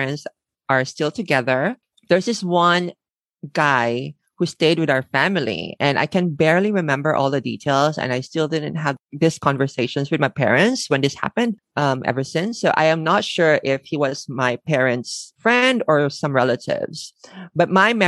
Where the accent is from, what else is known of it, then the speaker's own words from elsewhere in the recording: Manila, Metro Manila, Philippines; moved away as an adult; now in Tokyo, Japan; I was born and raised in the Philippines